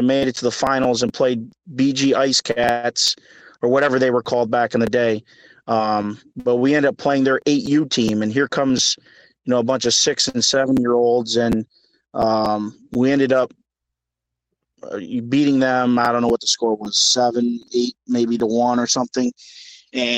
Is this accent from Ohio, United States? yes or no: yes; Toledo, Ohio, United States; also born or lived in Sylvania, Ohio; I grew up, born in Toledo, lived here my whole life. Made a move to Sylvania when I was in high school, but I grew up in Toledo